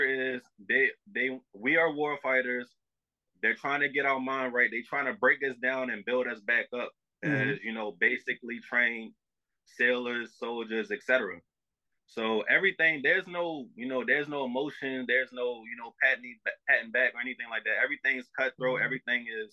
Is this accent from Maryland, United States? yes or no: yes; Baltimore, Maryland, United States; moved away as an adult; I'm all the way in Chicago. I'm from Baltimore